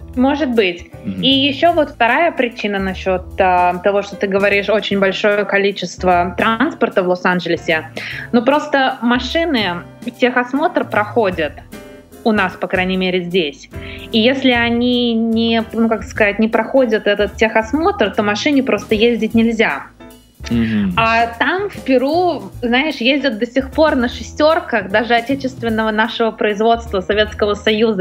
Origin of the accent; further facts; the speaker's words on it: Russia; now in Los Angeles, United States; я из России, но я живу в Америке